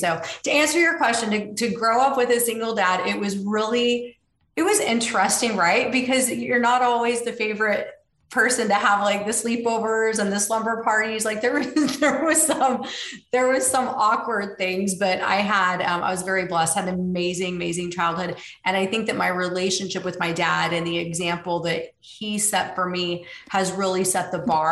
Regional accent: Tulsa, Oklahoma, United States; now in Austin, United States; I grew up in Tulsa, Oklahoma.

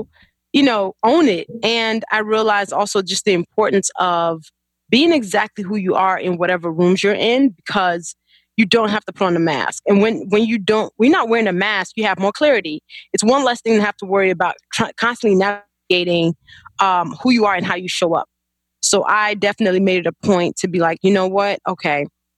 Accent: Chicago, Illinois, United States; also born or lived in Nigeria; So I was born in Nigeria and then we moved to Chicago when I was 9. Chicago's been home since.

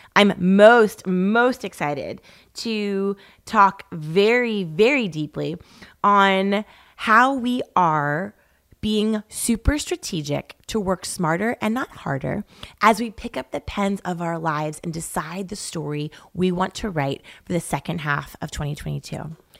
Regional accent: East Coast, United States; moved away as an adult; now in Laguna Beach, United States; growing up on the East Coast

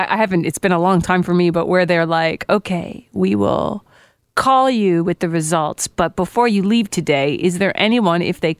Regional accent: Guelph, Ontario, Canada; moved away; I come from Guelph.

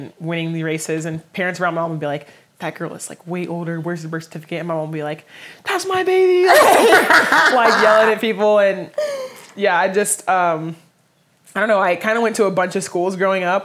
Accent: Dallas, Texas, United States; also born or lived in Austin, Texas; I was born in Austin, Texas, grew up in Dallas

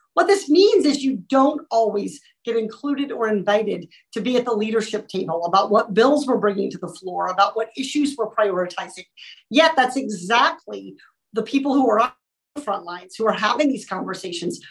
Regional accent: Orange County, California, United States; as a resident of Orange County, as a Californian

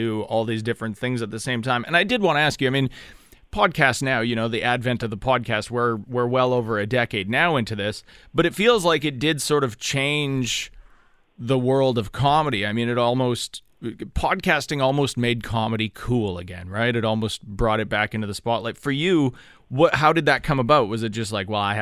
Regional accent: Canada

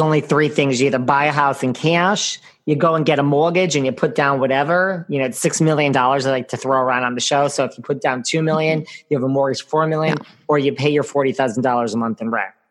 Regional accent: Connecticut, United States; accent: New York; also born or lived in New York City; I grew up between the city and Connecticut

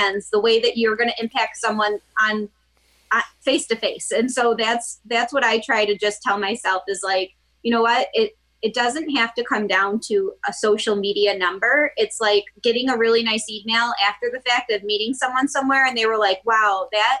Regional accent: Gates, New York, United States; also born or lived in Boston / Spencerport, New York; I grew up in Gates, New York

